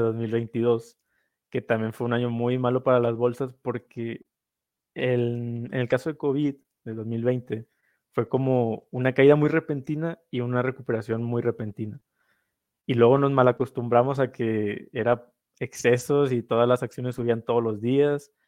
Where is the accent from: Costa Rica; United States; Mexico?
Mexico; northern Mexico; Yo soy del norte de México, entonces también el sombrero norteño es algo que usamos mucho